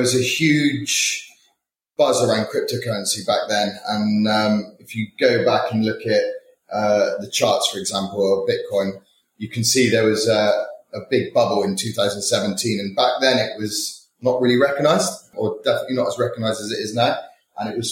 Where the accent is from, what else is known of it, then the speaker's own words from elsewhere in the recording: Bristol, South West England, United Kingdom; moved away as an adult; now in London, United Kingdom; I was originally from Bristol